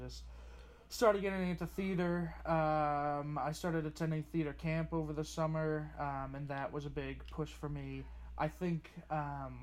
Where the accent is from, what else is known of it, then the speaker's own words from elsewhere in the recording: Taunton, Massachusetts, United States; also born or lived in Hartford, Connecticut; I am from a little place called Taunton, Massachusetts